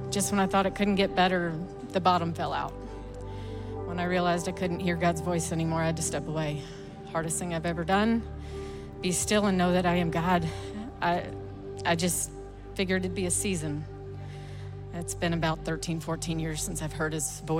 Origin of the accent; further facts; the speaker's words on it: Sherman, Texas, United States; North Texas, Sherman.